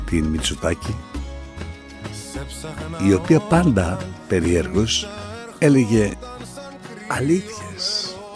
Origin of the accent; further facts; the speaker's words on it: Larissa, Thessaly, Greece; Στον Τίνευο μεγάλωσα, στη Λάρισα μεγάλωσα, στα κοριά μεγάλωσα και τα λένε κατευθείαν.